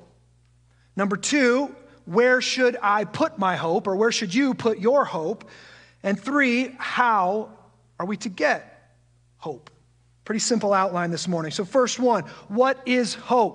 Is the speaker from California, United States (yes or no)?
no; just outside of the Quad Cities, Iowa, United States; also born or lived in Omaha, Nebraska; I was born and raised just outside of the Quad Cities in a small farm community very similar to this one, and I'm one of those rare souls who never left his hometown